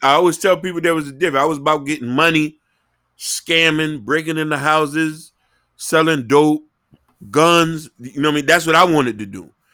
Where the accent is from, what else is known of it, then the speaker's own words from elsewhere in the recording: Miami, Florida, United States; growing up in Miami